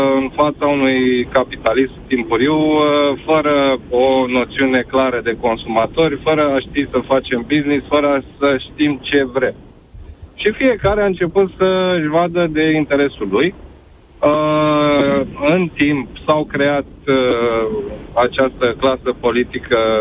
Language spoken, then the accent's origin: Romanian; Romania; nu am plecat din România, deși puteam să plec de multe ori, dar am rămas